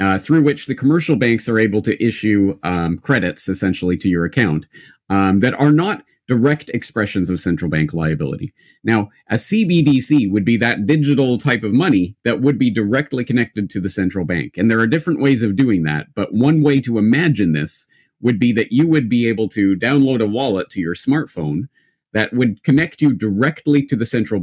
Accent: Canada; now in Japan; I'm a Canadian who now lives in Japan

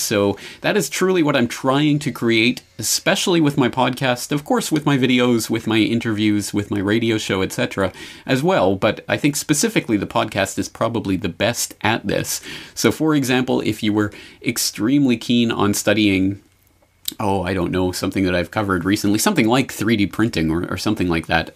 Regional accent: Canada; moved away as an adult; also born or lived in Calgary; now in Japan; my home in native land in Canada

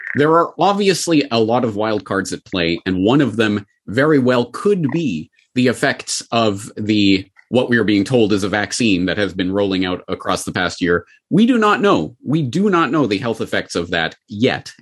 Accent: Calgary, Alberta, Canada; my hometown of Calgary

